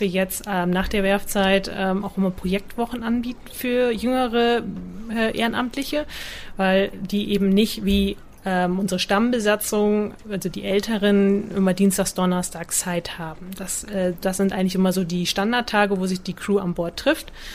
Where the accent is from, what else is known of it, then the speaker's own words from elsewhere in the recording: Butjadingen, Lower Saxony, Germany; Niedersachsen, Budjading ist eine Halbinsel zwischen Bremerhaven und Wilhelmshaven. Dort bin ich aufgewachsen